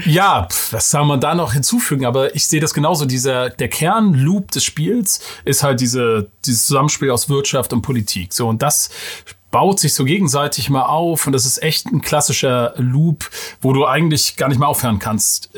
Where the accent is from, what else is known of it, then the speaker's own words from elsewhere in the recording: Mecklenburg-Vorpommern, Germany; Als Mecklenburger